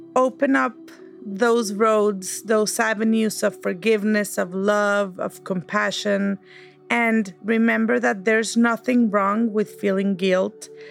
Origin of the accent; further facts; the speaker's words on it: Monterrey, Nuevo León, Mexico; moved away as an adult; now in United States; we share a common background. We're from Monterrey. Life put us in the US for uh, different reasons